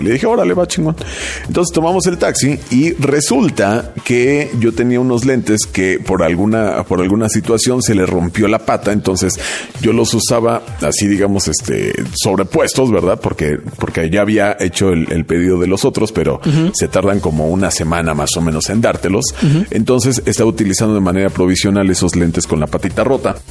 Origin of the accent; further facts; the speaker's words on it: Mexico; como ese buen espíritu mexa, ¿no? Que siempre nos ha caracterizado